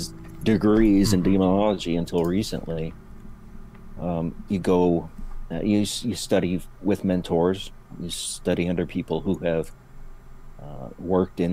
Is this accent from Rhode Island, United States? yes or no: no; Montana, United States; moved away as an adult; I grew up in Montana